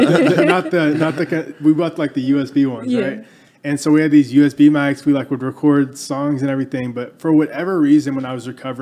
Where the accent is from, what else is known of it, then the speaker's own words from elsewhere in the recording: Texas, United States; growing up in Texas, like every kid here